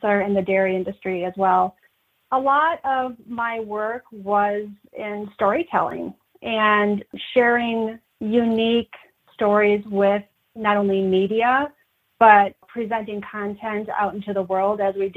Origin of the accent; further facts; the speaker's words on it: Wisconsin, United States; moved away as an adult; now in Idaho, United States; I'm originally from Wisconsin.